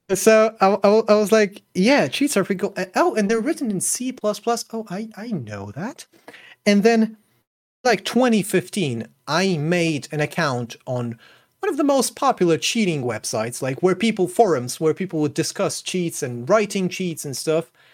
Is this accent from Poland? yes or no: yes; Poland; moved away; I'm not currently in Poland, but I'm from Poland, I'm Polish